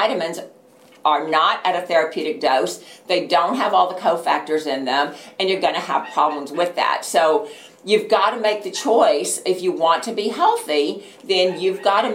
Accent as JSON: {"language": "English", "region": "Texas", "country": "United States", "said": "I'm from Texas"}